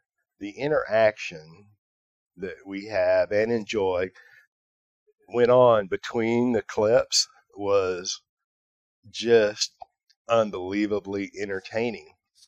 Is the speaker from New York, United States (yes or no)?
no; Texas, United States; I'm from Texas.